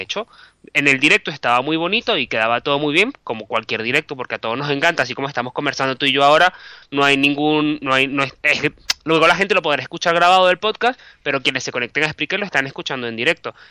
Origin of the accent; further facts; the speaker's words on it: Venezuela; moved away as an adult; also born or lived in Caracas / Bilbao; now in Madrid, Spain; yo soy periodista, soy venezolano